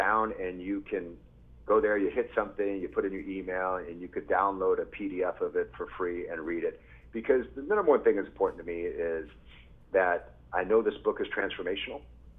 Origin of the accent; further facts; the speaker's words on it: Japan; born there; Like I said earlier, I was born in Japan. My dad was in the military. He was a Marine.